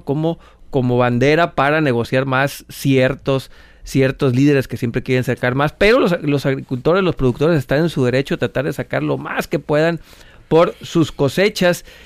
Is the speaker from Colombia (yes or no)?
no; Mexico; como mexicanos